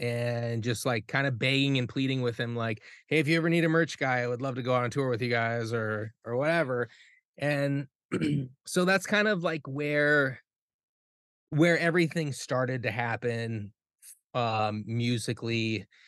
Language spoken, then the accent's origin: English; South Dakota, United States; moved away as an adult; now in Minneapolis, United States; the reason why I moved to Minneapolis from South Dakota when I graduated high school was because I knew that's where they were.